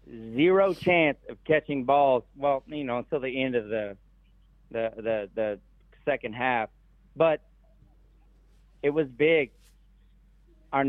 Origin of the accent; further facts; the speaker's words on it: South Louisiana, United States; now in Texas, United States; I grew up in South Louisiana and now I live in Texas.